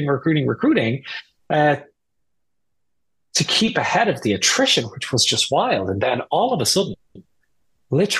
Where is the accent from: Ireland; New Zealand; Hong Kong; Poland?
Ireland; moved away as an adult; also born or lived in United Kingdom / Germany / Washington, D.C.; now in United States; I'm Irish. I grew up in Ireland